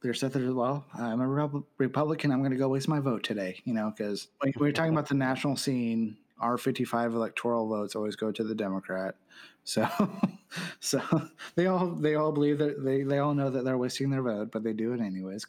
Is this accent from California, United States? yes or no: yes; California, United States; as a Californian, what I would really love to sit there and see is just one person, one vote, popular vote.